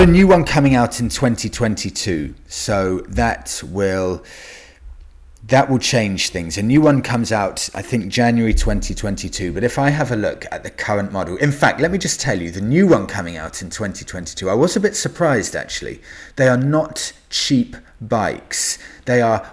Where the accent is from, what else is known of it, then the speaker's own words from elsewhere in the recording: United Kingdom; as a British guy